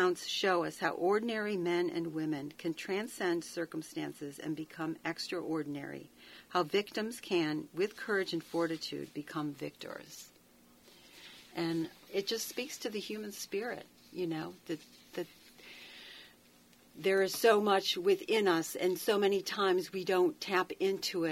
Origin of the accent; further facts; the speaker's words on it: Rochester, New York, United States; moved away; I was born in Rochester, New York.